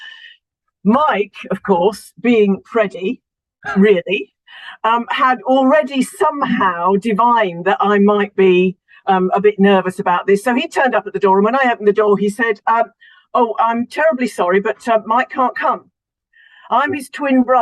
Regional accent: Solihull, West Midlands, United Kingdom; moved away as an adult; also born or lived in Huddersfield, Yorkshire; I was born in Solihull, which is Midlands, and then first marriage went up to Yorkshire and spent 15 years in Yorkshire

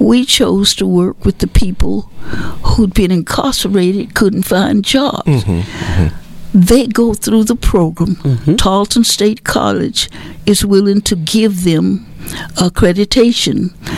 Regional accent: Marshall, Texas, United States; I was born in Marshall.

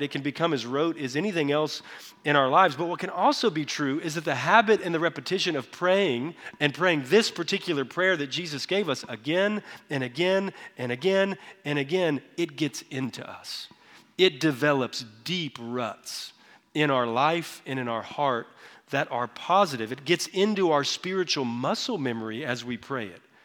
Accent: Texas, United States; I grew up in Texas

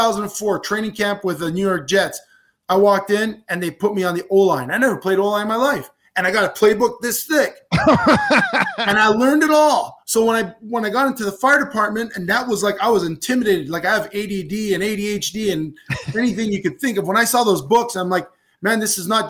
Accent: Canada; as a Canadian

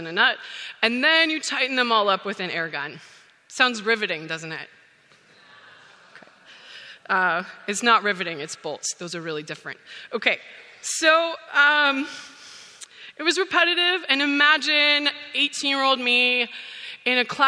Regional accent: Saskatchewan, Canada; moved away as an adult; I grew up on a grain farm

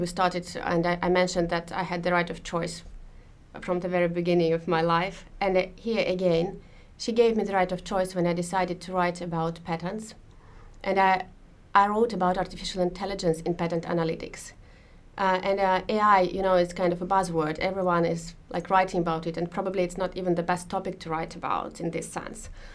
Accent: Moscow, Russia; moved away as an adult; now in Finland; I was born in Moscow and I lived in Moscow um, until we moved to Finland a few years ago

